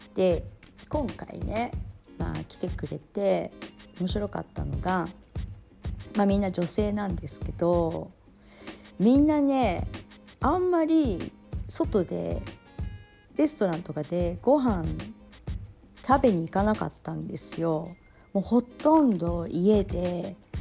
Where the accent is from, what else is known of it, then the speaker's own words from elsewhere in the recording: Tokyo, Japan; moved away as an adult; now in Bodrum, Turkey; 私、まあ、東京出身